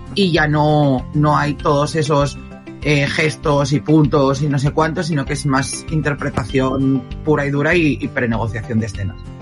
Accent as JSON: {"language": "Spanish", "region": "Asturias", "country": "Spain", "said": "yo soy de Asturias"}